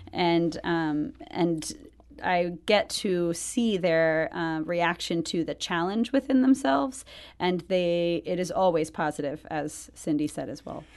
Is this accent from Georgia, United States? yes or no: yes; outside of Atlanta, Georgia, United States; I grew up outside of Atlanta